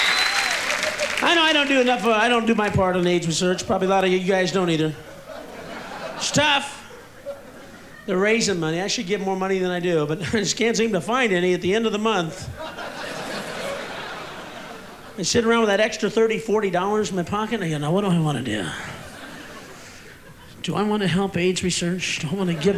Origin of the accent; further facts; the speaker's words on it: Illinois, United States; I'm from Illinois. From the Midwest